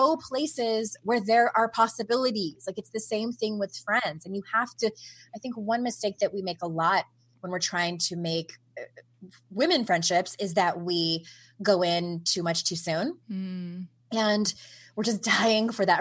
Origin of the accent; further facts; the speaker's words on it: San Diego, California, United States; moved away as an adult; I was born and raised in San Diego